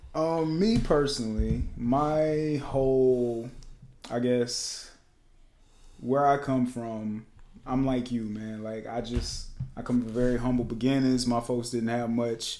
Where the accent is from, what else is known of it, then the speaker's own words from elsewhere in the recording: Lancaster, South Carolina, United States; I come from Lancaster, South Carolina. I'm just a country boy